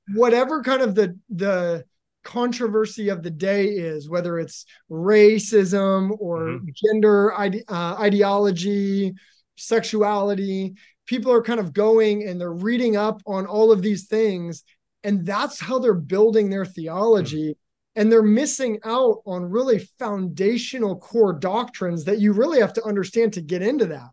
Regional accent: Seattle, Washington, United States; I am from Seattle too

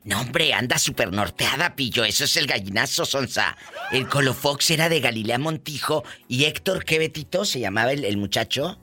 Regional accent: Matamoros, Tamaulipas, Mexico; en mi tierra, Matamoros, hace mucho calor, mucho calor

